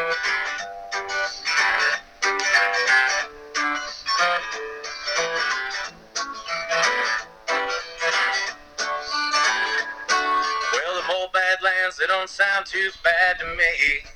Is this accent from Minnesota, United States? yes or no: yes; Minnesota, United States; I'm from Minnesota, I have, and you know, we border Canada.